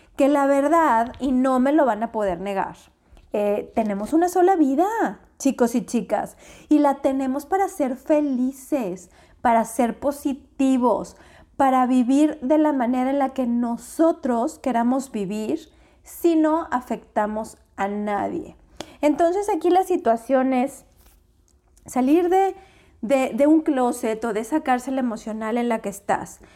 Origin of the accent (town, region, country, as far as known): Mexico